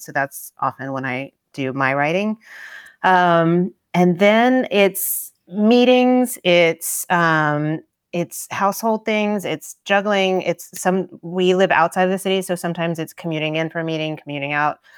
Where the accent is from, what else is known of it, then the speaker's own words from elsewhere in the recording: Tennessee, United States; moved away; when I was growing up in Tennessee